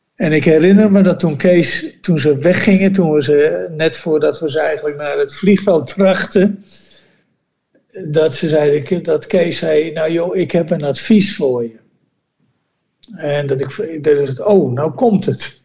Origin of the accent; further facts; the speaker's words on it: Netherlands; moved away as an adult; also born or lived in Bolivia; toen wij je weggingen als Nederlander